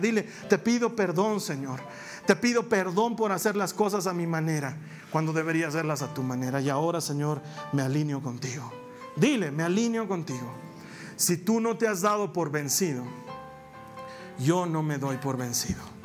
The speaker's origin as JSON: {"language": "Spanish", "country": "Bolivia", "said": "en mi país"}